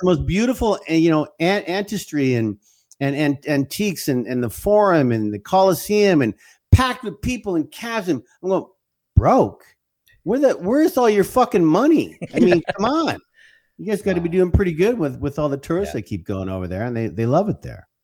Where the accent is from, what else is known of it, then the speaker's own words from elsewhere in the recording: Canada; now in United States; I'm a Canadian first, mm. and, and and I always will be. And I'm I'm proud to be Canadian